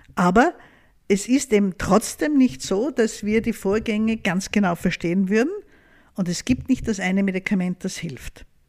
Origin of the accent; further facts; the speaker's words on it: Austria; bei uns in Österreich